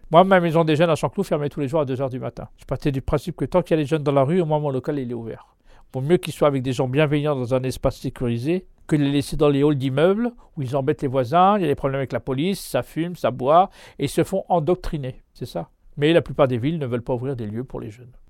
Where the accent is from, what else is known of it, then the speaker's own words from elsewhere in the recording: Mantes-la-Jolie, Île-de-France, France; Oui, de Mantes-la-Jolie, c'est mon quartier.